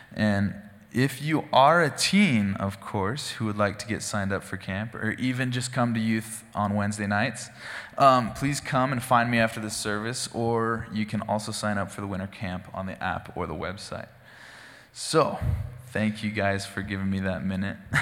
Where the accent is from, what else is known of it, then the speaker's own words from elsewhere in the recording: Gooding, Idaho, United States; I grew up in Gooding, Idaho, out in the country.